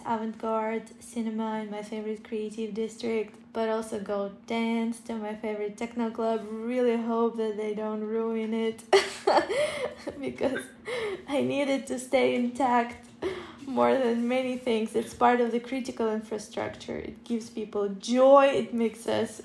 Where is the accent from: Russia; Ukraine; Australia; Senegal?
Ukraine; born or raised there; now in Kyiv, Ukraine